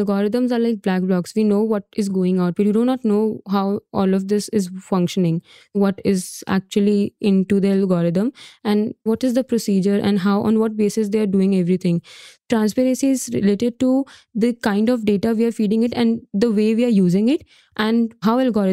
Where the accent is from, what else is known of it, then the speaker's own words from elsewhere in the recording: India; I'm from India